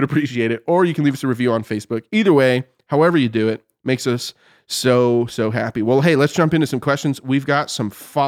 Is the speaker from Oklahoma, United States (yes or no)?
yes; Oklahoma, United States; Listen, I'm technically from Oklahoma.